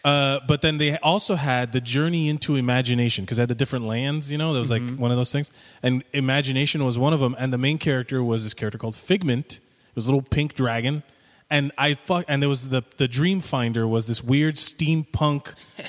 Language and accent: English; Florida, United States; Growing up in Florida